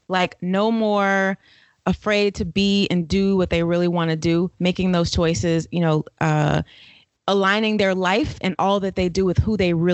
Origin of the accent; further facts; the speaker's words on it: Florida, United States; moved away as an adult; now in Atlanta, United States; Born and raised in Florida, came to Atlanta to go to college and never went back